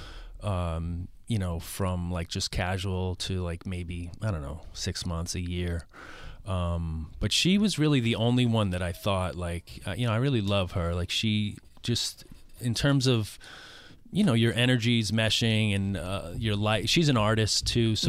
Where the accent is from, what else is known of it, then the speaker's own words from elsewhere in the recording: New York City, New York, United States; I grew up in Queens